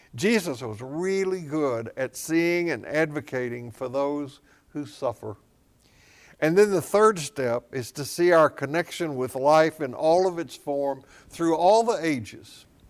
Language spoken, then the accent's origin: English; Tennessee, United States; I grew up in Tennessee, south of Kentucky, where, uh, Mammoth Cave is